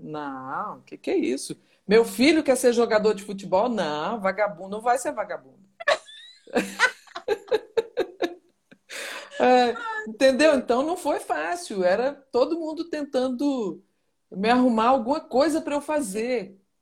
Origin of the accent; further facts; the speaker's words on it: Minas Gerais, Brazil; moved away; also born or lived in Goiânia / São Paulo; eu nasci mesmo em Minas Gerais, né? Eu sou ah. mineira, tá. nascida em, Min em Minas Gerais